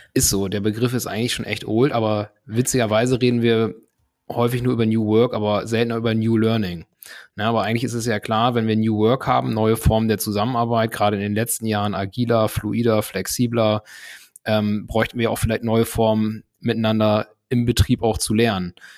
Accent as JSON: {"language": "German", "country": "Germany", "said": "ich komme hier selbst aus der Gegend, ne, aus dem Bremer Umland"}